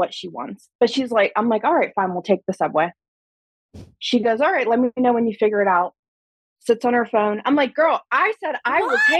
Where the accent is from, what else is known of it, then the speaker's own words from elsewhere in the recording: Pittsburgh, Pennsylvania, United States; I'm from Pittsburgh, Pennsylvania, but I'm in Seattle, Washington right now for work.